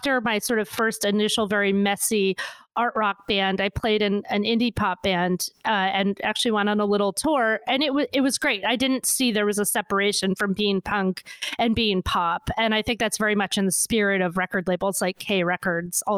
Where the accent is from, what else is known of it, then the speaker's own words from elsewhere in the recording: New England, United States; I'm from New England.